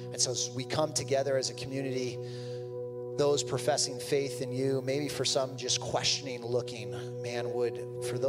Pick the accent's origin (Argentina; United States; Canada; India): United States; Toledo, Ohio; I grew up in Toledo